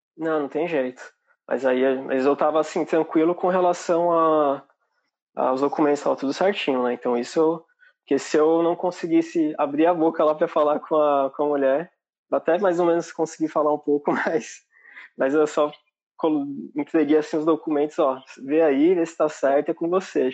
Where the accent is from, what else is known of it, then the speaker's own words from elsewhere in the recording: São Bernardo do Campo, São Paulo, Brazil; moved away as an adult; now in Ireland; Eu sou de São Bernardo